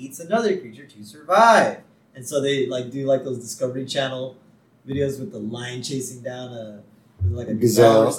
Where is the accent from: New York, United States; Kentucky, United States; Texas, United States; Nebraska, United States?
Texas, United States; being Texan